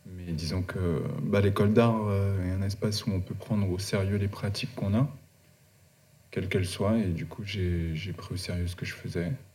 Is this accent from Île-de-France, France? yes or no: yes; Paris suburbs, Île-de-France, France; also born or lived in Guadeloupe; je suis né en Guadeloupe. Euh, j'ai J'y grandi jusqu'à mes 8 ans. Ensuite, j'ai déménagé avec ma famille en banlieue parisienne